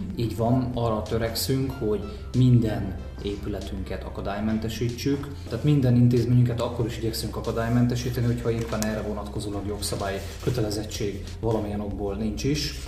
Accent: Gyula, Békés, Hungary; mint gyulai

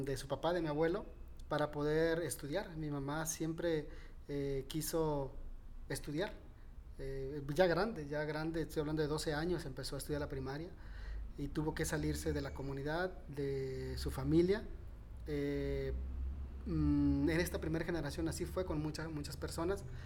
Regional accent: Nayarit, Mexico; siempre me he visto en Nayarit, siempre me he visto, mm, aquí me veo todavía, o sea, no, mm, se me hace difícil despegarme de, mi tierra

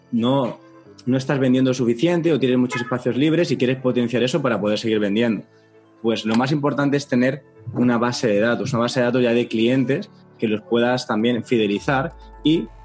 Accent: Panama; por lo menos en mi país, que es Panamá, vamos arriba, tenemos que ir a visitar Panamá

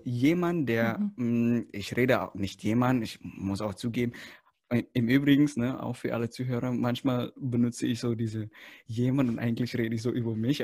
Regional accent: Indonesia; moved away; ich komme aus Indonesien

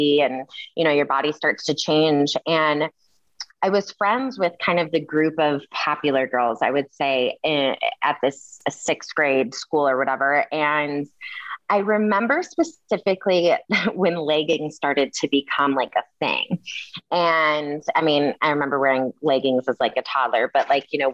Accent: Kalamazoo, Michigan, United States; I am from Kalamazoo, Michigan, grew up in a pretty diverse city

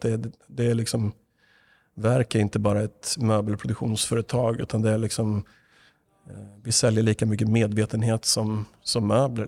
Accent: Östergötland, Sweden; now in Stockholm, Sweden; jag var från Östergötland, där jag ju är ifrån. Blir på lite extra med dialekten om det nu behövs

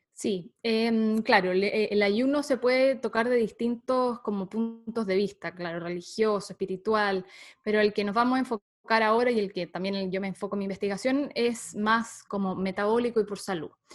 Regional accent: Santiago, Santiago Metropolitan Region, Chile; soy chilena, em, nací en Santiago de Chile.

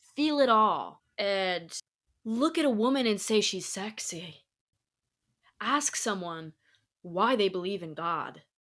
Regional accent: Indiana, United States; moved away as an adult; also born or lived in La Jolla; now in Los Angeles, United States; where I grew up in Indiana

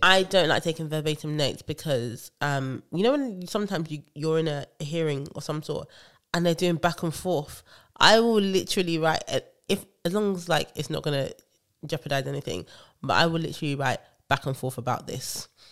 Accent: Nigeria; I love being Nigerian

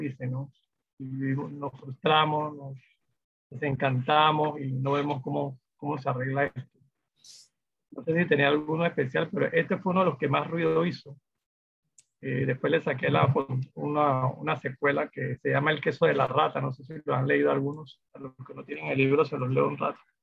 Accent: Panama; yo, sentía como ciudadano de, los eventos y cosas que suceden en mi país

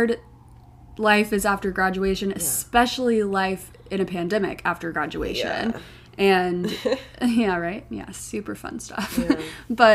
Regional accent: Oklahoma City, Oklahoma, United States; moved away as an adult; also born or lived in Utah / New Jersey; now in New York City, United States; I'm from Oklahoma City.

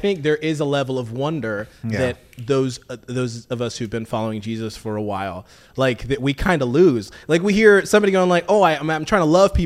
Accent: Tanzania; I grew up in Tanzania, East Africa

